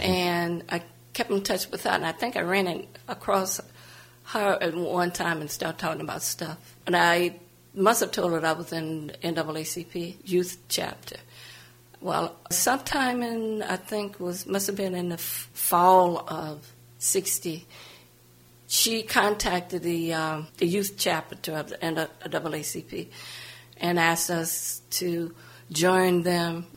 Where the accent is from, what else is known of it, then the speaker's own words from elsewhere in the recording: New Orleans, Louisiana, United States; moved away as an adult; also born or lived in New York / Bronx / Lower East Side / California; I grew up in New Orleans, Louisiana, mm-hmm. but I wasn't born there. I moved there when I was close to 3